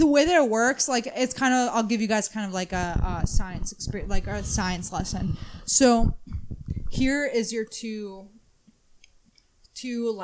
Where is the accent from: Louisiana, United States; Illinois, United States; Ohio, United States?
Ohio, United States; Madison, Cleveland; also born or lived in Garfield Heights, Ohio; We bounced around, man. It was Madison, then Cleveland, Garfield, back to Madison, Ohio